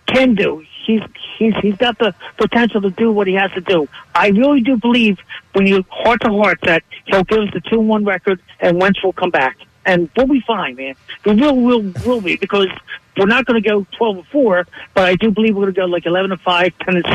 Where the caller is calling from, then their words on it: Bensalem, Pennsylvania, United States; Because I'm calling from Ben Salem.